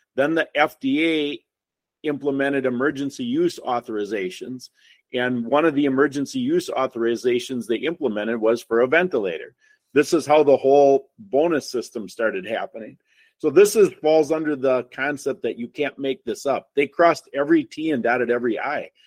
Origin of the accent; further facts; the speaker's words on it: Wisconsin, United States; we're from Wisconsin. You can tell because I'm the only one who doesn't have an accent